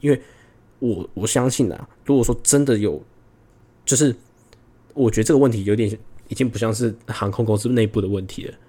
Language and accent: Chinese; Taiwan; accent: authentic Taiwanese; moved away as an adult; also born or lived in Hong Kong / Singapore; 而且再加上我自己觉得我的口音也算是很，很authentic台湾的那种感觉